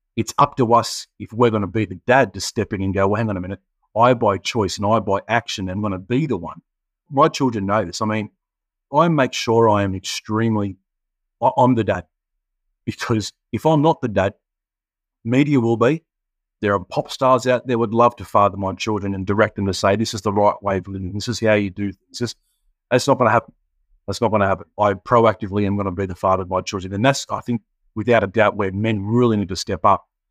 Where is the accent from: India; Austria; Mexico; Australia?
Australia; Penrith, New South Wales; moved away as an adult; now in Sunshine Coast, Australia; born and bred in Penrith, mate. Lived there for thirty-five years. Moved to the Sunny Coast eight years ago.